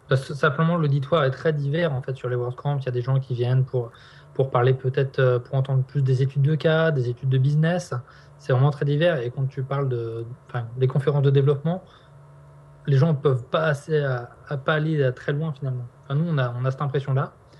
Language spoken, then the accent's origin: French; Nantes, Pays de la Loire, France; on est nantais